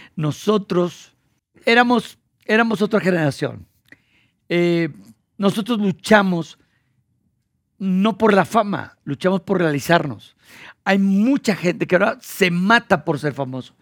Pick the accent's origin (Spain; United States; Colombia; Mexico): Mexico; Monterrey, Nuevo León; moved away; cuando era niño en Monterrey